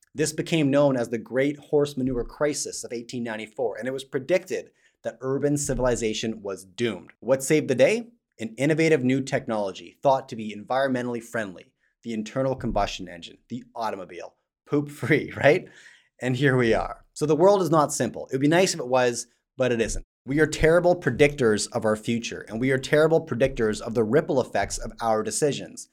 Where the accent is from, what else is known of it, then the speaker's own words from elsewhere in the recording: Canada; I, as a Canadian